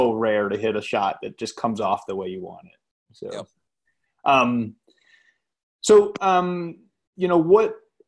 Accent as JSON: {"language": "English", "region": "Maine", "country": "United States", "tie": "born or raised there", "said": "I grew up in Maine"}